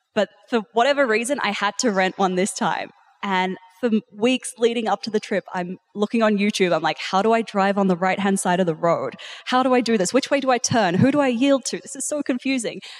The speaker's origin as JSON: {"language": "English", "country": "New Zealand", "tie": "born or raised there", "also_born_or_lived": "South Africa", "moved": "yes", "lives_now": "Australia", "said": "I'm actually originally South African, and then I grew up in New Zealand."}